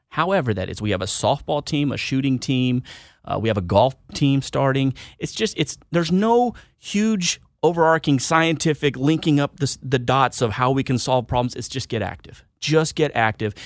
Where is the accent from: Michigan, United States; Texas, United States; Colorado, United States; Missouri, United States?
Texas, United States; Houston; moved away; also born or lived in Wichita, Kansas; I am from Wichita, Kansas. Originally, I grew up in Houston, Texas, but I joined out of, uh, Wichita, Kansas